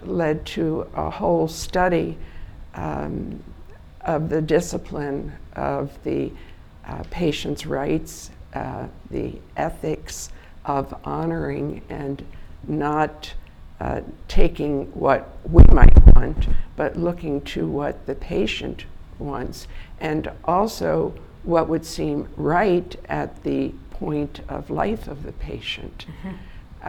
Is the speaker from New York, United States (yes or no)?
no; Wilmington, Delaware, United States; the community I grew up in Wilmington, Delaware, as a child